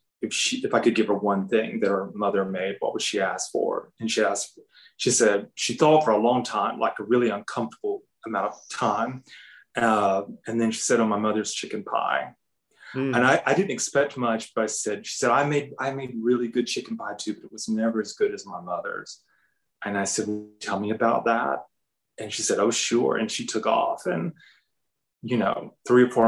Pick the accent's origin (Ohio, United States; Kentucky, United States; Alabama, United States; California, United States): Alabama, United States; Hartford; moved away as an adult; also born or lived in Atlanta, Georgia; now in Marion, United States; my hometown of Hartford, Alabama